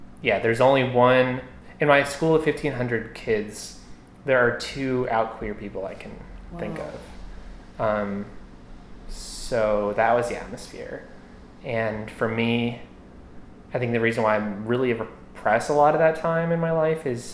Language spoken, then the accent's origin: English; Morristown, New Jersey, United States; I grew up in Morristown, New Jersey.